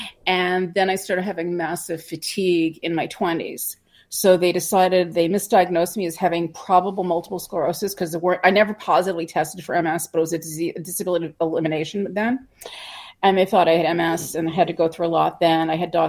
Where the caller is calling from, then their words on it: West Hartford, Connecticut, United States; I'm coming from West Hartford, Connecticut, right outside of Hartford.